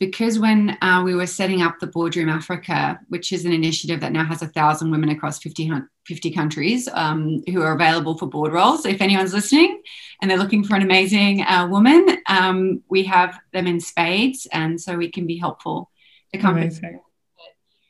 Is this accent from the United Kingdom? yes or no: no; Australia; I grew up in Australia